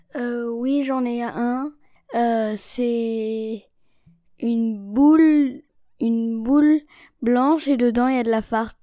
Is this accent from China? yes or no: yes; China; je suis née en Chine et j'ai 9 ans